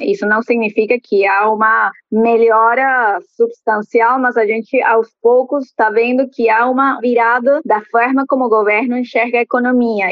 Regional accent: Caracas, Capital District, Venezuela; Portuguese is a second language; now in Brazil; eu sou de Caracas

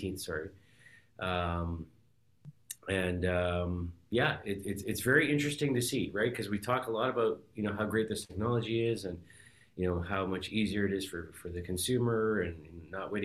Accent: Toronto, Ontario, Canada; I grew up, you know, in Toronto here

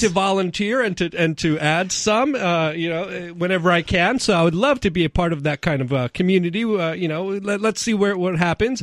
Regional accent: New York City, New York, United States; moved away; I'm a city slicker. I'm from New York City, but coming here to New Hampshire

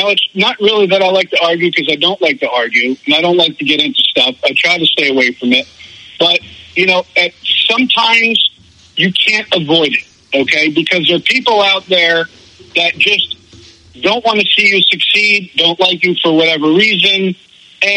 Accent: New Jersey, United States; now in Florida, United States; I'm from Jersey and I'm Italian

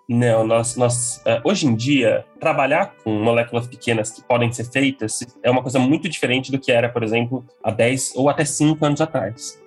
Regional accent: Ourinhos, São Paulo, Brazil; eu sou do interior de São Paulo, no cantinho do, do estado, quase no Paraná, eu sou da cidade de Ourinhos, é natural de lá

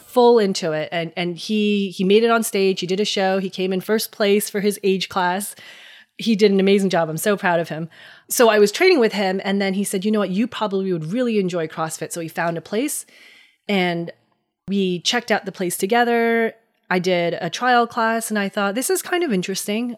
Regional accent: Hackettstown, New Jersey, United States; I was born and raised in New Jersey. Uh, grew up in Hackettstown, New Jersey

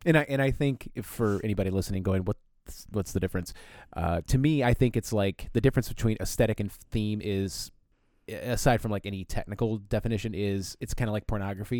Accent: Flint, Michigan, United States; I grew up in Flint

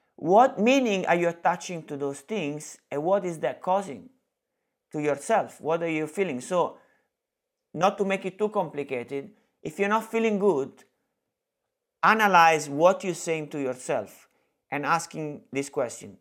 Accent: Italy; English is a second language; moved away; I'm from Italy

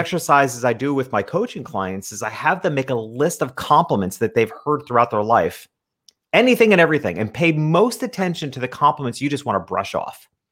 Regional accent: upstate New York, United States; I grew up in a small country town in upstate New York

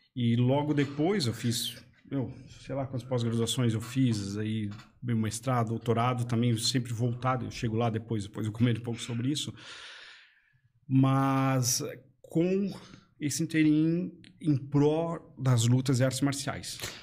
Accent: Blumenau, Santa Catarina, Brazil; Eu nasci em Blumenau, né? Blumenau aqui mesmo

